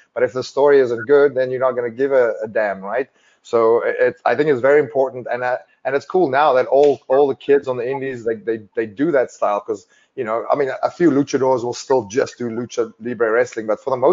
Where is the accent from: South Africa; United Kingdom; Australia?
South Africa; growing up in South Africa